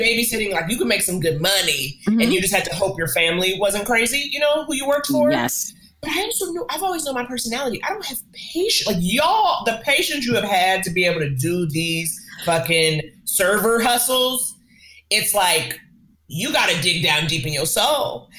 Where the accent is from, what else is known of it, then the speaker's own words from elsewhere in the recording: New York, United States; I grew up in New York, a city that very much forces you to get on its page